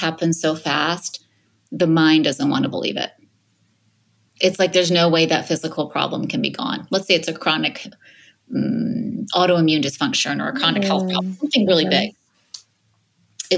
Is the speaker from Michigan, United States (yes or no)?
yes; Michigan, United States; now in Los Angeles, United States; I'm from the Midwest. I'm from Michigan originally, even though I'm in Los Angeles now